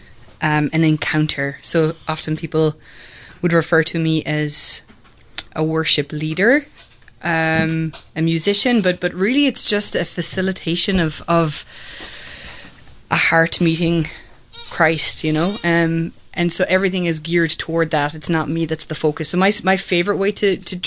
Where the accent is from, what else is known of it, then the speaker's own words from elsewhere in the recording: Kerry, Munster, Ireland; also born or lived in Limerick, Ireland; now in Atlanta, United States; I grew up in Ireland, and I was born in Limerick, but my parents both grew up in Kerry, and all the family was back in Kerry. So when I was about 8, our family moved back to Kerry